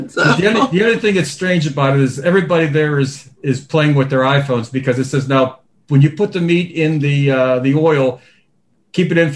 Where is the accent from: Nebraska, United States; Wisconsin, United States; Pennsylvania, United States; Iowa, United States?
Pennsylvania, United States; Pittsburgh; Sorry, from I'm from Pittsburgh. Usually okay. I say.